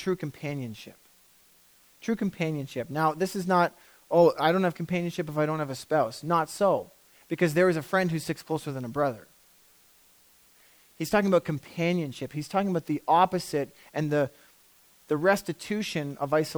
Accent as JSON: {"language": "English", "country": "Canada", "said": "we're so Canadian"}